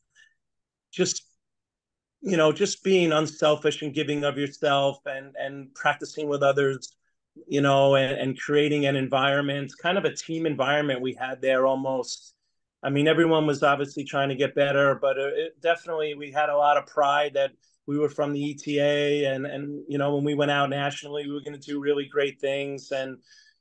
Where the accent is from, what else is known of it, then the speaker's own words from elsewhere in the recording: South Setauket, New York, United States; also born or lived in Brooklyn, New York; I grew up in, well, right near South Setauket, the town was called.